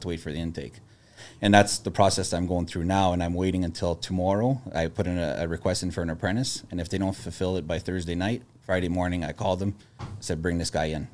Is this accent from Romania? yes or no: no; Sudbury, Ontario, Canada; moved away as an adult; also born or lived in Toronto; I moved from Sudbury when I was eighteen